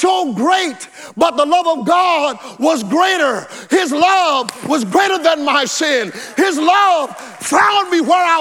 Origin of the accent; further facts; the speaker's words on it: the South, United States; when I grew up in the South, we had outdoor toilets